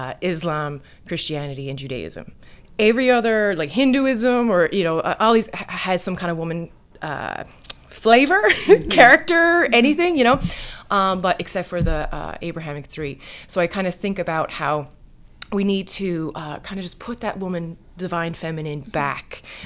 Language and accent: English; Newfoundland and Labrador, Canada; Oh, I'm a Newfoundlander. The island always calls out to me.